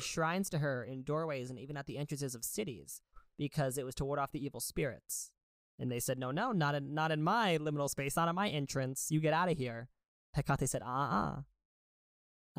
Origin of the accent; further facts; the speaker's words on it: suburban Connecticut, United States; growing up in suburban Connecticut.